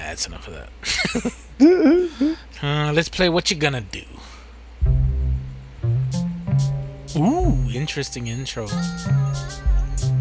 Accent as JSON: {"language": "English", "region": "the South", "country": "United States", "said": "I'm from the South"}